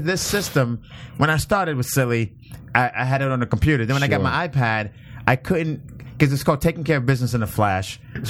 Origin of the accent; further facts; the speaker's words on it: New York City, New York, United States; Brooklyn, New York.